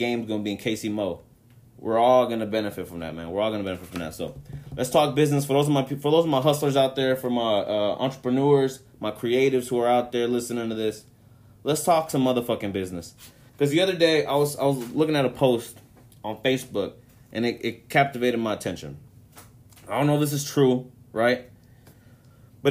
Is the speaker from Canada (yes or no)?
no; Mexico; to my people, to my home country